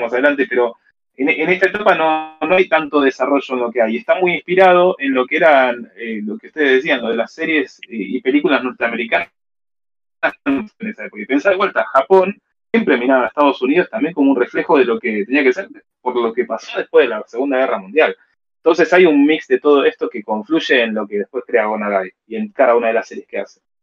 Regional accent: Argentina

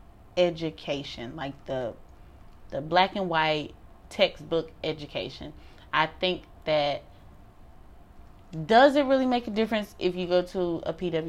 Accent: Detroit, Michigan, United States; moved away as an adult; also born or lived in Durham, North Carolina; we're from Detroit

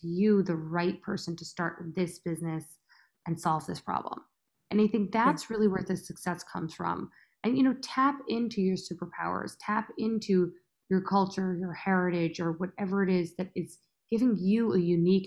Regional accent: United States; accent: American; also born or lived in India; I was born in America, but I had one foot in India

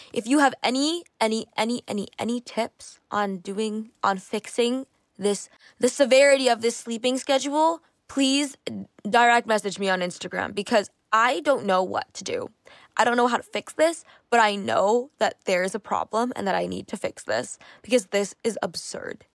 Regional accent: Canada; I grew up, I'm Canadian, and sports is a pretty big thing here

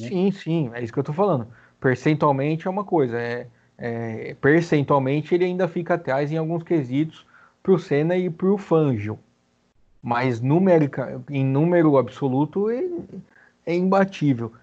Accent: Brazil; a gente é brasileiro um pouco

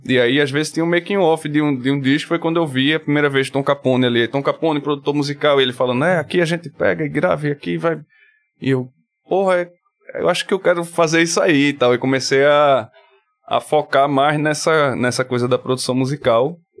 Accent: Paulista, Pernambuco, Brazil; eu cresci no Janga, né? Até os 12, 13 anos assim no Janga

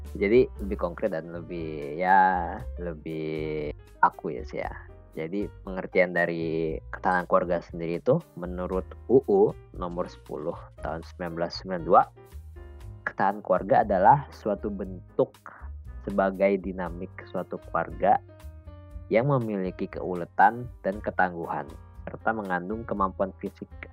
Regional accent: Bogor, West Java, Indonesia; moved away as an adult; now in Malang, Indonesia; aku kan sebenarnya berasal dari Bogor ya sama kayak Arin

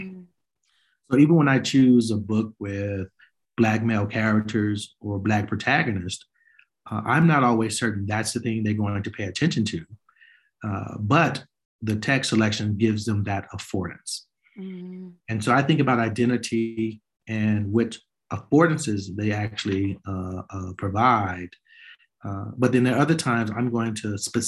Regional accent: Chicago, Illinois, United States; a young Black boy growing up on the South Side of Chicago

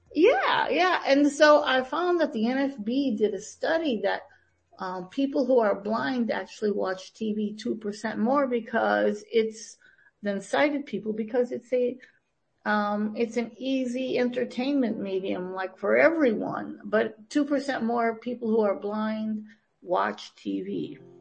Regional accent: Green Bay, Wisconsin, United States; moved away as an adult; also born or lived in Tampa, Florida / Miami, Florida; now in Albany, United States; I was born and raised in Green Bay, Wisconsin

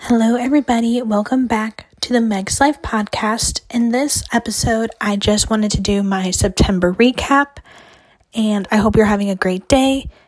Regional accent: Ohio, United States; now in West Virginia, United States; I grew up in Ohio and I have family that lives there

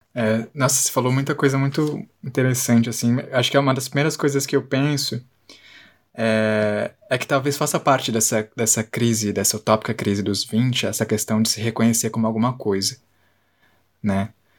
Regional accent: São Paulo, Brazil; de ter nascido em São Paulo

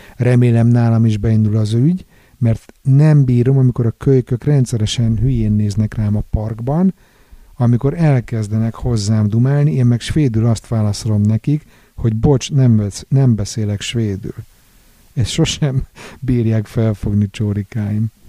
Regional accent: Budapest, Hungary; moved away as an adult; now in Sweden; A szeretett szülővárosom egyébként világszínvonalú bulinegyedé alakult az utóbbi időben

